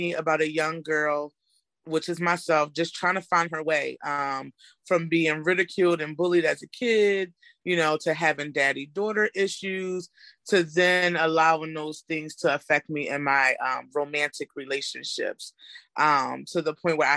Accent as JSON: {"language": "English", "town": "Philadelphia", "region": "Pennsylvania", "country": "United States", "moved": "yes", "lives_now": "Lancaster, United States", "said": "I'm originally from Philadelphia, but I currently live in Lancaster"}